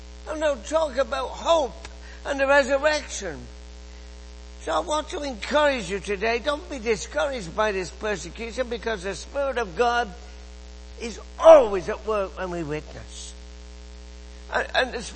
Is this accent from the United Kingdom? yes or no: yes; England, United Kingdom; moved away as an adult; now in Canada; you can tell from my accent that I grew up in England.